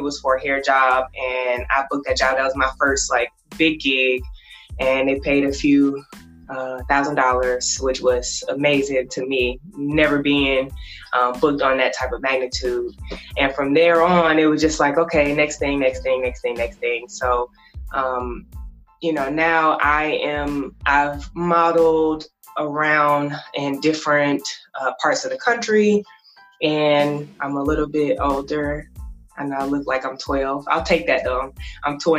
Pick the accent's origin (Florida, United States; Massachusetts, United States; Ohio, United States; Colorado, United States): Florida, United States; also born or lived in Michigan / Georgia; I was born in Michigan. I started elementary school in Georgia, and I grew up in Florida.